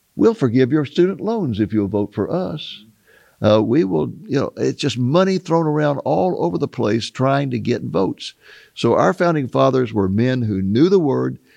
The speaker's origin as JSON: {"language": "English", "country": "United States", "tie": "born or raised there", "said": "growing up in America"}